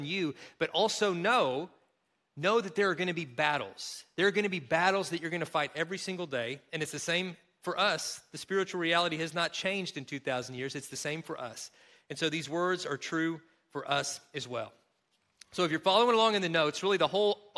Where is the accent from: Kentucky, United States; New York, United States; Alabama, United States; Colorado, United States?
Kentucky, United States; accent: Kentucky; moved away; my home state of Kentucky